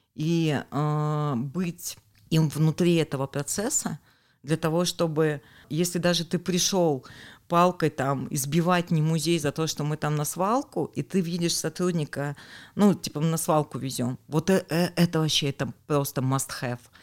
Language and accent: Russian; Urals, Russia; мы, уральцы